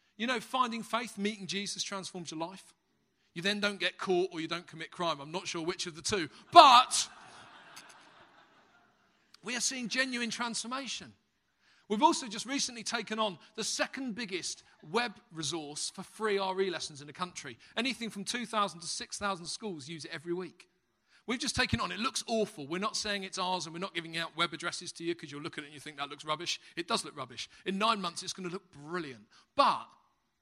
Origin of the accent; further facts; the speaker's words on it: London, United Kingdom; accent: Cockney; moved away as an adult; now in Halesowen, United Kingdom; I'm a Cockney